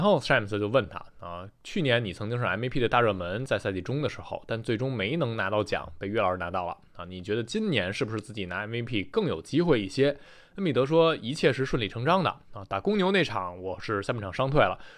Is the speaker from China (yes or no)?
no; Taichung, Taiwan